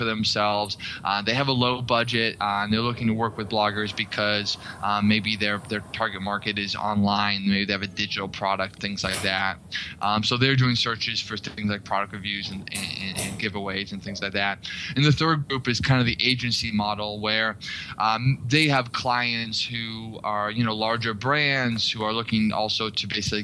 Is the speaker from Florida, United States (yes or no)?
no; Boston, Massachusetts, United States; moved away as an adult; also born or lived in Washington, D.C.; I'm originally from Boston